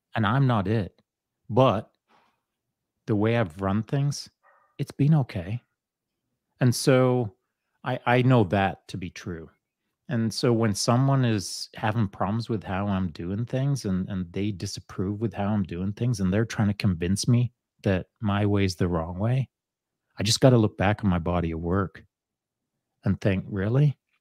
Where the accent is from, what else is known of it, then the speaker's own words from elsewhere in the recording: England, United Kingdom; moved away; when I was a young boy growing up in England